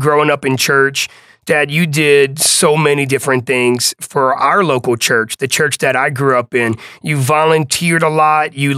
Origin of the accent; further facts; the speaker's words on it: New Orleans, Louisiana, United States; growing up on the West Bank of New Orleans